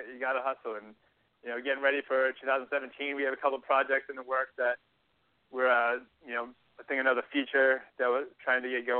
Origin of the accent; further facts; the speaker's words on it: Massachusetts, United States; moved away; I'm from Massachusetts.